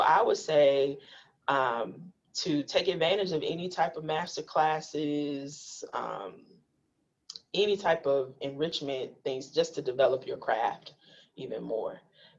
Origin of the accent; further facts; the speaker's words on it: Milwaukee, Wisconsin, United States; because I'm a Black filmmaker, because I'm from Milwaukee, of course, Black Lens will pick.